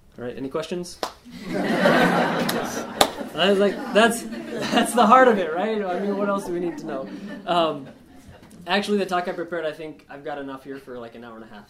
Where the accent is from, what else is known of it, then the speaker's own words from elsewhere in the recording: Spearfish, South Dakota, United States; now in Rapid City, United States; I'm from Spearfish, born and raised there, uh, grew up there, and uh, living in Rapid now.